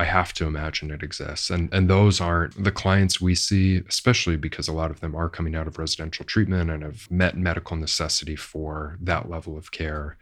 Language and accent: English; Orange County, California, United States; I grew up in Orange County